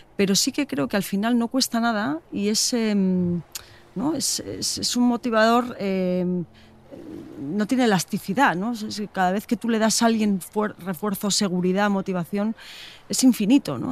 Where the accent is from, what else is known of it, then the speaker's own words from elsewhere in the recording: Getxo, Basque Country, Spain; Me apetece enseñarte mi tierra. Pasamos por Guecho